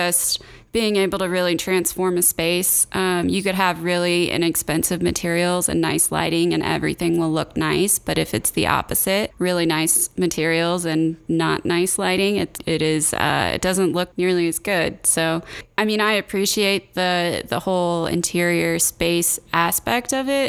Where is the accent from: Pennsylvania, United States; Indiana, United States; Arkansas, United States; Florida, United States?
Indiana, United States; moved away as an adult; also born or lived in Georgia / Minneapolis / New York City / Chicago; now in Denver, United States; I'm originally from Indiana